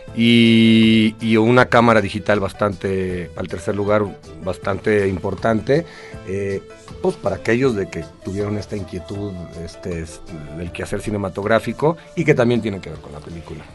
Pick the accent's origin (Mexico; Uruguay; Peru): Mexico; moved away as an adult; now in Los Angeles, United States; yo soy muy mexicano